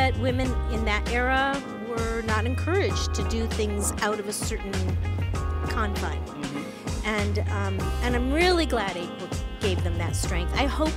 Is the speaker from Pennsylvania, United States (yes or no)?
no; East Lansing, Michigan, United States; also born or lived in Chicago; I was born in Chicago, but I actually came here when I was 2 years old. Grew up in East Lansing, Michigan